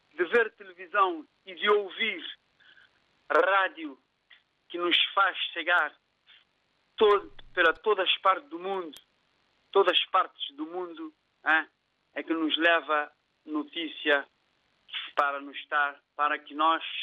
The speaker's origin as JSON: {"language": "Portuguese", "country": "São Tomé & Príncipe", "tie": "born or raised there", "moved": "yes", "lives_now": "Cape Verde", "said": "estou em Cabo Verde, mas eu nasci em São Tomé, sou São Tomé, com todas as honras"}